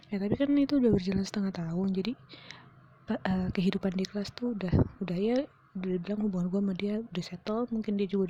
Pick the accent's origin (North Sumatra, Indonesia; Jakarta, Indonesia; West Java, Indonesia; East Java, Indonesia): Jakarta, Indonesia; gue dari Jakarta kan kuliah ke Surabaya